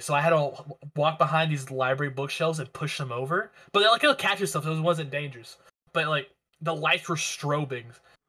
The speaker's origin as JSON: {"language": "English", "town": "Nashville", "region": "Tennessee", "country": "United States", "tie": "born or raised there", "said": "where we grew up in East Nashville"}